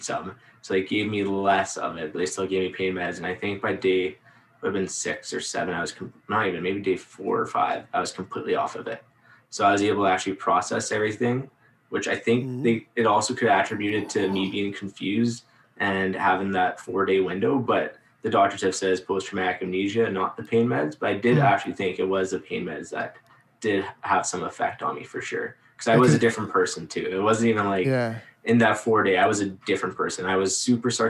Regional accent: Saskatchewan, Canada; We're from Saskatchewan

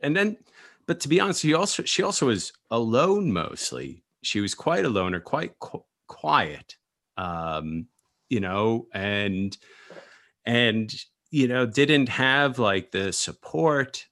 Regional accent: United States; I'm American surfer

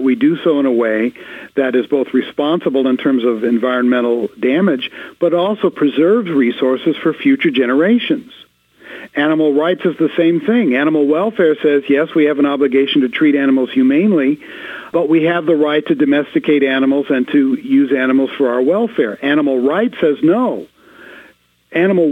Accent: Los Angeles, California, United States; I'm from Los Angeles

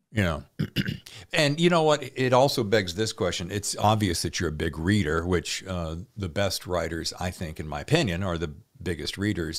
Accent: Tobaccoville, North Carolina, United States; also born or lived in Winston-Salem, North Carolina; The town I grew up in, Tobacco-ville.

